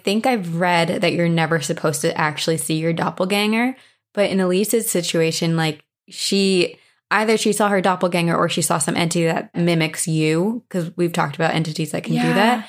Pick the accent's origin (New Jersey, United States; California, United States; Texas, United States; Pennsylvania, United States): Texas, United States; also born or lived in Louisiana; We're from Texas, but have lived most of my kids' life in Louisiana, and yes, that state is just as haunted as you would think. Now I live up north, and I am adjusting.